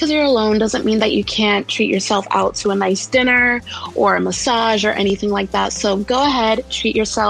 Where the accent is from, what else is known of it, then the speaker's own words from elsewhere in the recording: Orlando, Florida, United States; I'm from Orlando, Florida.